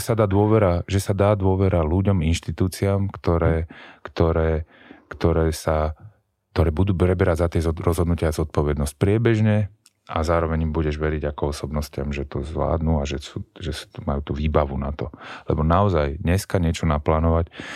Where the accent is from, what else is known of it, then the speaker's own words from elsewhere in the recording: Bratislava, Bratislava Region, Slovakia; u nás v Bratislave